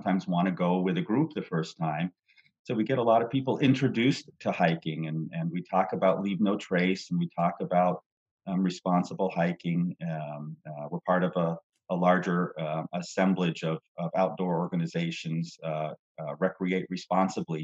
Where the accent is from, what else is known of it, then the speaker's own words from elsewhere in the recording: Vermont, United States; now in Texas, United States; I grew up in Vermont